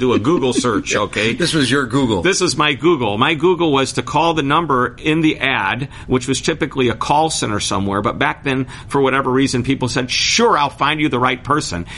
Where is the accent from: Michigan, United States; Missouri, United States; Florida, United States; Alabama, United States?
Missouri, United States; St. Louis; I'm from St. Louis, Missouri